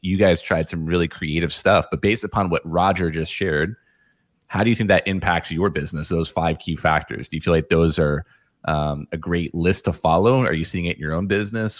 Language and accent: English; New York, United States; now in Florida, United States; I'm actually from New York